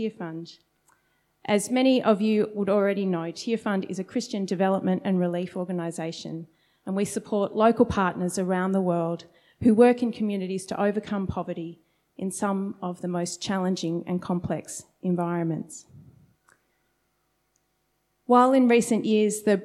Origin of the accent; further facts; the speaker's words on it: Sydney, New South Wales, Australia; moved away as an adult; now in Melbourne, Australia; I'd grown up in a very different part of Sydney